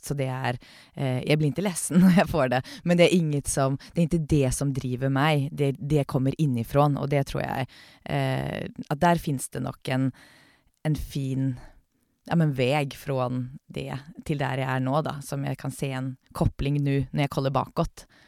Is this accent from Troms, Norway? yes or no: no; Oslo, Norway; now in Sweden; jeg er født och uppväxt i Oslo